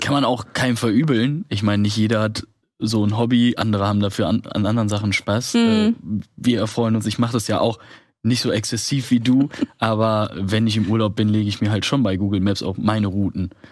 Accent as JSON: {"language": "German", "town": "Odenthal", "region": "North Rhine-Westphalia", "country": "Germany", "tie": "born or raised there", "moved": "yes", "said": "Die wurde in meinem Heimatdorf gedreht. Da gucke ich, das ist doch der Skaterpark von Odenthal"}